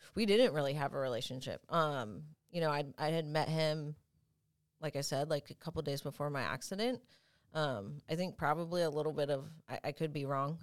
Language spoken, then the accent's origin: English; Franklin, Tennessee, United States; moved away; also born or lived in San Bernardino, California / Temecula, California; at three years old, we moved to Franklin, and I grew up there my whole life